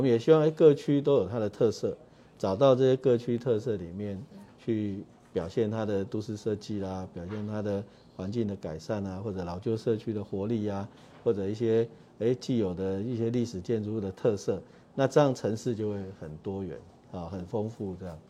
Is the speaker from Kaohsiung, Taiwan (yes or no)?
yes; Kaohsiung, Taiwan; 我是左营长大的